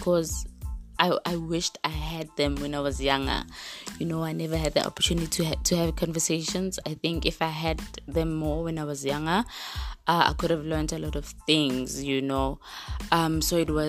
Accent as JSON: {"language": "English", "town": "Springs", "region": "Gauteng", "country": "South Africa", "tie": "born or raised there", "said": "I was raised in Springs"}